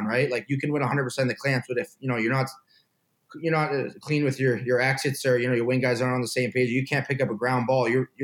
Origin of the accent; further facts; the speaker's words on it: Canada; moved away as an adult; also born or lived in Ohio; being that Canadian kid who just kind of strapped it up, went out and played all the time